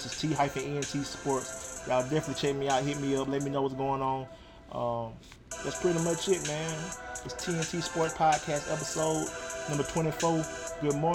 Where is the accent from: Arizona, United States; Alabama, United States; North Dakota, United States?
Alabama, United States; Troy; my hometown, Troy, Alabama